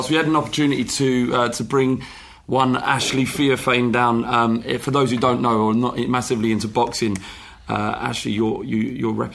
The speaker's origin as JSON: {"language": "English", "region": "London", "country": "United Kingdom", "said": "Yeah, I'm from Paddington."}